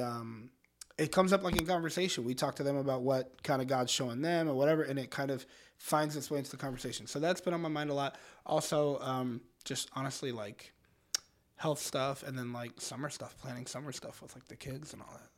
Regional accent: Orlando, Florida, United States; moved away as an adult; now in Detroit, United States; We grew up in Orlando, went to high school in Orlando

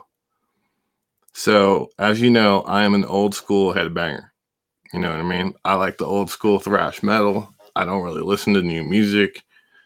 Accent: El Sobrante, California, United States; my hometown of El Sobrani

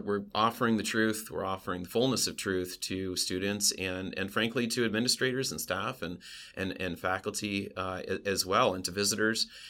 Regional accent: West Coast, United States; moved away as an adult; now in Pennsylvania, United States; I'm from the West Coast

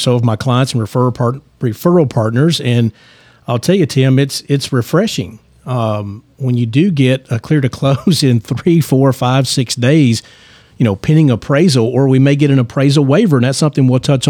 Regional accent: Lebanon, Tennessee, United States; now in Franklin, United States; I grew up in Lebanon, Tennessee, and I've been in Franklin.

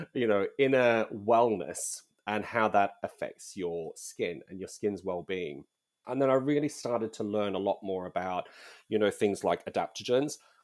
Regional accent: Australia; moved away as an adult; also born or lived in United Kingdom; I'm originally from Australia, so not Nordic in any way

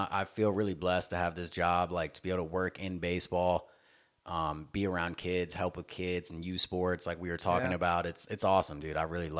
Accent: the South, United States; I mean, just growing up in the South, dude, it was …, …, …

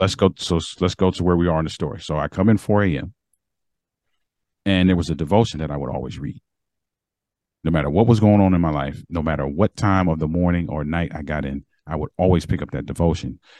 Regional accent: Baltimore, Maryland, United States; moved away; I'm from Maryland

